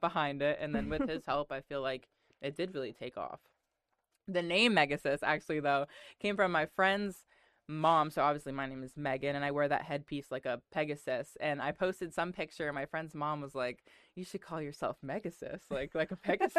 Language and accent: English; Connecticut, United States; moved away as an adult; also born or lived in Kentucky; I'm from Connecticut